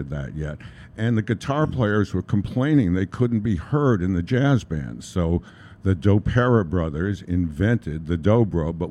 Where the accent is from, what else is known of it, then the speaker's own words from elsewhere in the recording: New York City, New York, United States; also born or lived in Chicago; I'm from New York. I got moved here when I was 4 years old from Chicago, which I thank my parents many times. Because growing up in New York City was wonderful